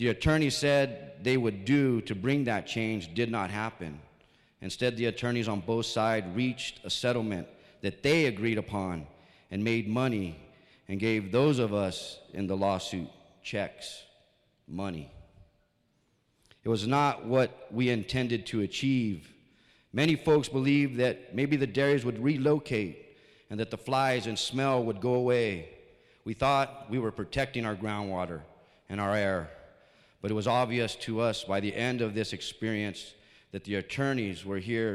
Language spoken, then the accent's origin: English; Mesquite, New Mexico, United States; I'm from Mezquite, Nuevo Mexico